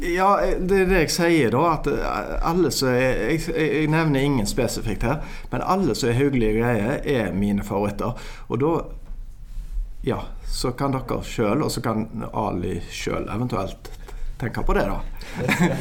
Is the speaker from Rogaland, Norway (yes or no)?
yes; Haugesund, Rogaland, Norway; now in Bergen, Norway; jeg er fra Haugesund. Ja. Jeg eh, har bodd eh, vel nå mesteparten av livet mitt i Bergen